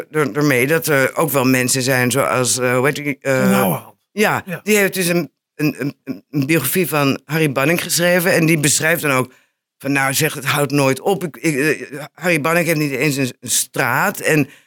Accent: Enschede, Overijssel, Netherlands; ik ben een geboren Enschedeër.

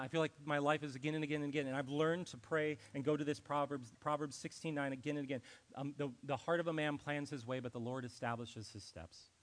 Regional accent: Ohio, United States; moved away; I was from Ohio

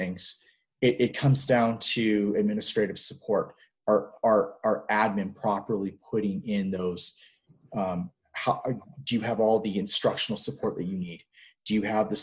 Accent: United States; also born or lived in Hong Kong / Egypt; now in New Mexico, United States; I'm not Canadian. I'm an American teaching Canadian history

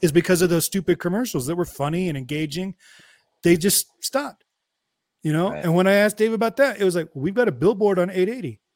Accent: Hayward, California, United States; I grew up in Hayward

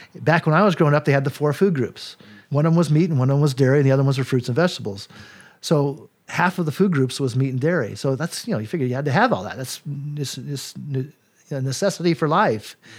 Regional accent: Colorado, United States; I was raised in Colorado

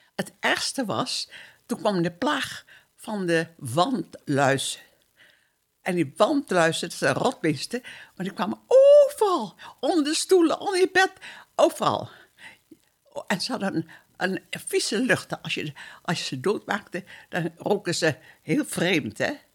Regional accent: Surabaya, East Java, Indonesia; moved away as an adult; now in Netherlands; Ik ben geboren in Surabaya. Dat, was een, of dat is een plaats op Java in Indonesië. Toen wij uit Indië weggingen, was ik 19 jaar

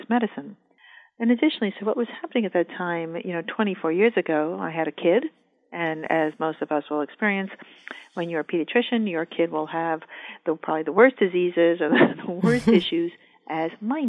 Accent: New York, United States; moved away as an adult; now in Northern California, United States; I'm a New Yorker

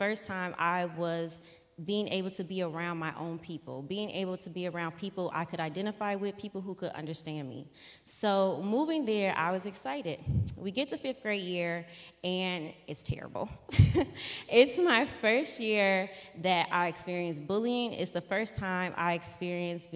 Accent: Streamwood, Illinois, United States; also born or lived in Country Club Hills, Illinois; I grew up in Streamwood, Illinois

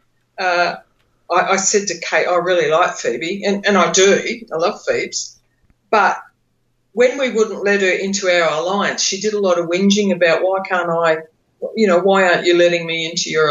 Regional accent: Australia; I'm Australian

